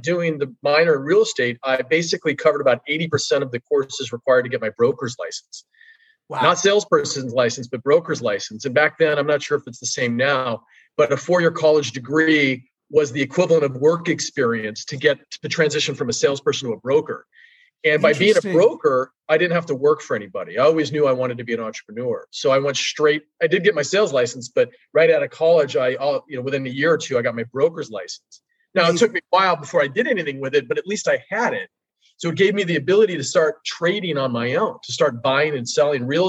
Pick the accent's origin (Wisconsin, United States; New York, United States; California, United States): California, United States; Los Angeles; I grew up in the San Fernando Valley part of Los Angeles during the 70s and 80s